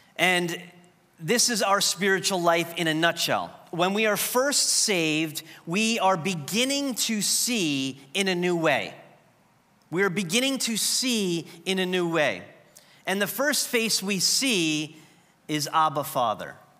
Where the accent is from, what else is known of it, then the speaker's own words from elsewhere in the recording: New York, United States; moved away as an adult; I was the fu-, first person at Trinity from New York.